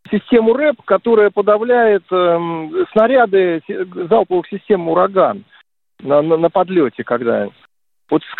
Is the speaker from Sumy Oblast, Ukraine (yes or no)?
no; Kharkiv, Kharkiv Oblast, Ukraine; now in Saratov, Russia; Я, я, я в Саратове живу, а вообще-то ваш э, земляк по Харькову.